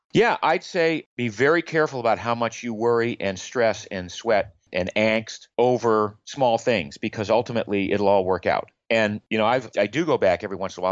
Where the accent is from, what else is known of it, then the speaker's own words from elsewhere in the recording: Maine, United States; I grew up in Maine in the US.